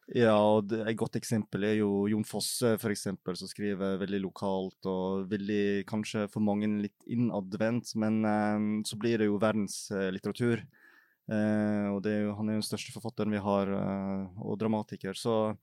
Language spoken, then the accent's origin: Norwegian; Feios, Vestland, Norway; now in Oslo, Norway; jeg er oppvokst i Feios i Sogn og Fjordane